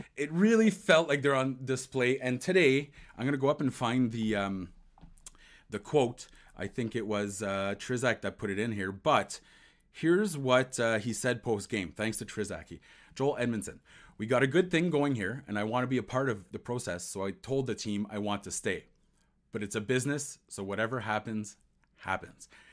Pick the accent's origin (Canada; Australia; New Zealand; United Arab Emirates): Canada; Ontario; This is m, my, my hometown, or no, my home province